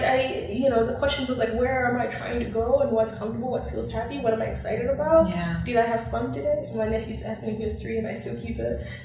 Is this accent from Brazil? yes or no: no; Zambia; moved away; growing up in Zambia